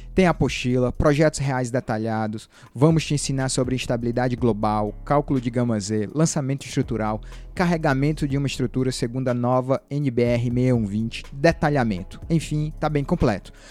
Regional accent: Tianguá, Ceará, Brazil; moved away; Eu sou de lá, de Tianguá. Minha família mora lá em Tianguá ainda

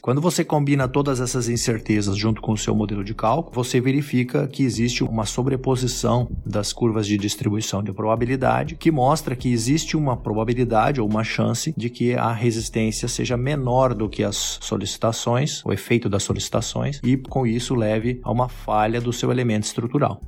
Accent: Rio Grande do Sul, Brazil; moved away as an adult; also born or lived in Santa Catarina / Australia; Sou gaúcho

